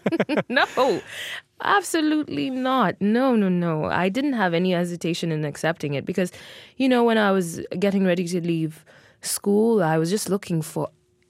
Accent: Mexico City, Mexico; born there; No, I was not. I was born in Mexico City, but in my parents chose that name in particular because in our language, it made some sense as well. We're from the Luo ethnic group

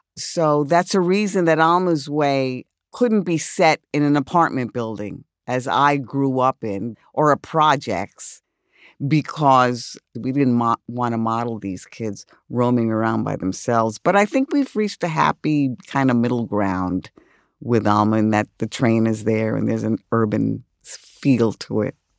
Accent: New York City, New York, United States; I grew up in the South Bronx

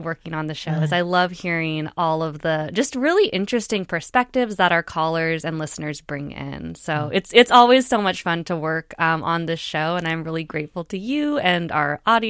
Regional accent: Oregon, United States; now in Minnesota, United States; And I'm from Oregon, which has had marijuana legalized since 2014.

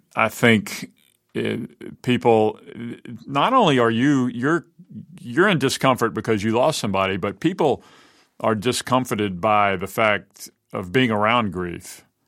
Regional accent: Mobile, Alabama, United States; Robin and I grew up together here in Mobile

